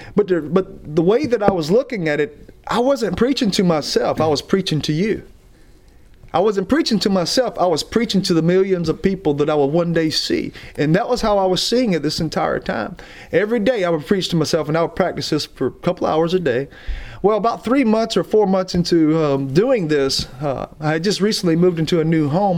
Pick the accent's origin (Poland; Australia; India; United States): United States; Alabama; we're from Alabama